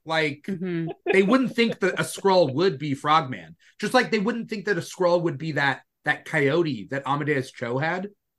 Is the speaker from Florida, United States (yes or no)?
no; California, United States; I love being a Californian. I love living in California.